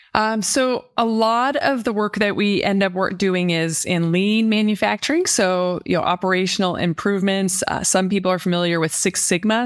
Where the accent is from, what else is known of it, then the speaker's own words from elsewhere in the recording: Denver, Colorado, United States; moved away as an adult; also born or lived in Nashville, Tennessee; now in Michigan, United States; I grew up in Denver, Colorado